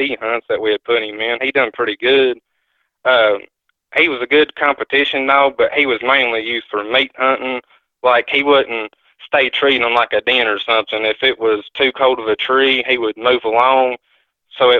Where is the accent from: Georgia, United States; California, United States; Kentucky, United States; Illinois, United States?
Kentucky, United States; Corbin; I'm from Corbin, Kentucky